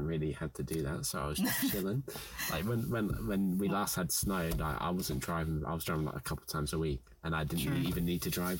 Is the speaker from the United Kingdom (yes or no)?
yes; United Kingdom; Even if I'm British, I get cold easy.